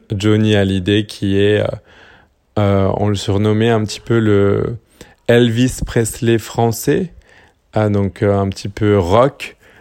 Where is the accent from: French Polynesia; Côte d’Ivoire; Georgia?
French Polynesia; j'ai grandi à Tahiti en Polynésie française